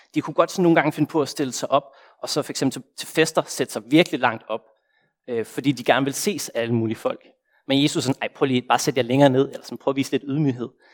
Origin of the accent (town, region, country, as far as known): Denmark; moved away as an adult; now in Copenhagen, Denmark